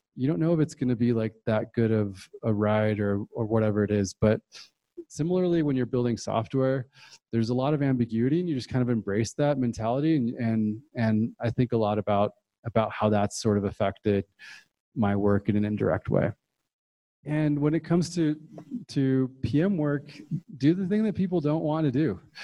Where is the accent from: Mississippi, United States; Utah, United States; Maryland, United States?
Utah, United States; moved away; also born or lived in Puerto Rico / Bay Area, California; I moved to Utah